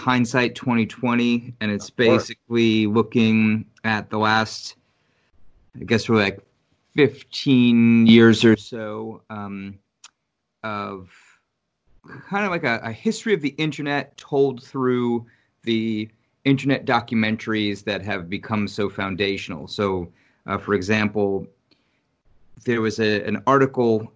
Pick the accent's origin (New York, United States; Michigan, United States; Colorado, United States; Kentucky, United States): New York, United States; New York City; moved away as an adult; now in Richmond, United States; I was born and raised in New York, and I left in 2013